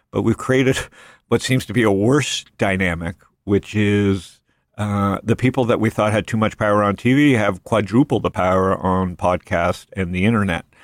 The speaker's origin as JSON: {"language": "English", "country": "Canada", "lives_now": "United States", "said": "I came from Canada, so I'm very pro U.S."}